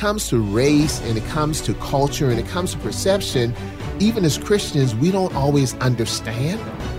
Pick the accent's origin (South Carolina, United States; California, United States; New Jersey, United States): South Carolina, United States; Charleston; I grew up in Charleston, South Carolina. Public housing, single mom, divorced single mom of four kids. And I came up through segregation and all that kind of stuff.